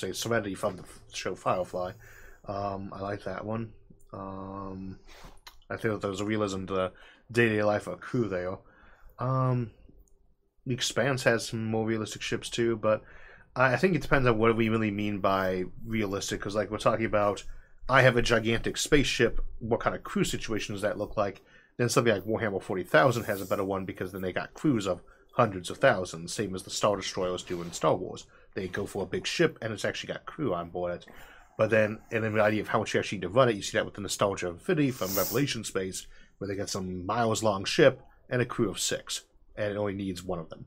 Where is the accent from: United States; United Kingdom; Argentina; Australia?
United States; Midwest; I come from the Midwest and I'm in a rural area